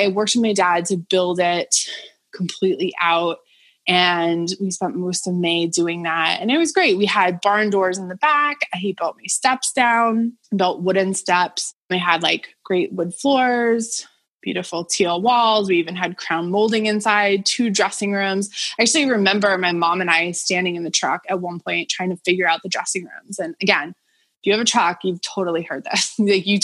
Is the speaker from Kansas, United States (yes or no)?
no; Boston area, Massachusetts, United States; moved away as an adult; also born or lived in New York City; I'm an adult living in kind of my hometown